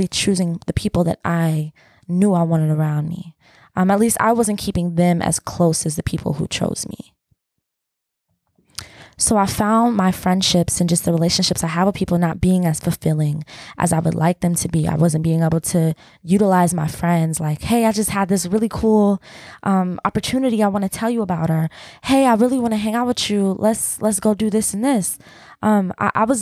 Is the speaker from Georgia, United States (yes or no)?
yes; Atlanta, Georgia, United States; We're city people because we're from Atlanta